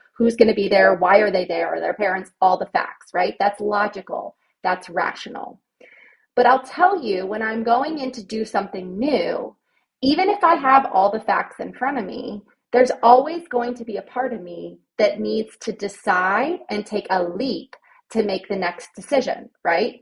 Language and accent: English; Ohio, United States; moved away as an adult; also born or lived in Virginia; now in Nashville, United States; when I went to college, I'm from Ohio. Everybody goes to Ohio University